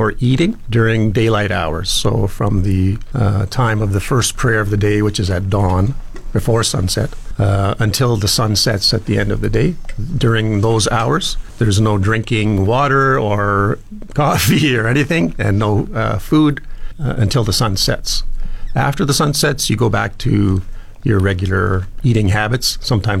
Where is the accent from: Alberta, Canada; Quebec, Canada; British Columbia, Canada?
Alberta, Canada; Edmonton; moved away as an adult; now in Fort McMurray, Canada; I was born and raised in Edmonton